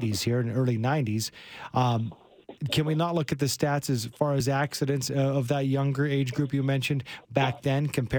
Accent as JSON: {"language": "English", "region": "Alberta", "country": "Canada", "tie": "born or raised there", "said": "Like, I'm from Alberta. I grew up here. I took my license over 30 years ago"}